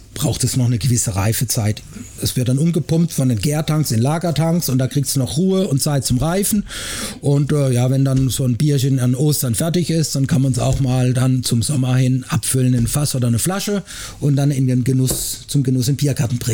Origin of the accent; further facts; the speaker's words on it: Black Forest, Baden-Württemberg, Germany; moved away as an adult; now in Frankfurt, Germany; Die ersten 18 Jahre meines Lebens habe ich im Schwarzwald verbracht